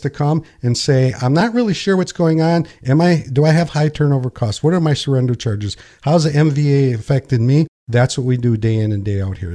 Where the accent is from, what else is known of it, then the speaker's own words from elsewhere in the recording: Pinconning, Michigan, United States; also born or lived in Linwood, Michigan; I was born and raised here in Pin Ka Ning